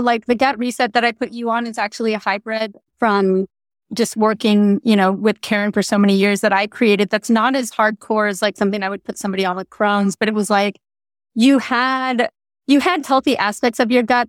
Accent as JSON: {"language": "English", "region": "California", "country": "United States", "said": "being a Californian"}